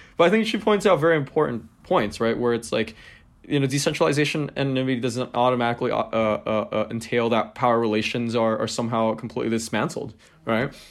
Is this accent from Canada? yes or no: no; Hong Kong; growing up in Hong Kong